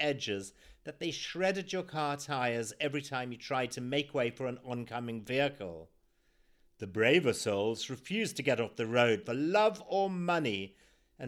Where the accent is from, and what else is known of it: Zimbabwe; born or raised there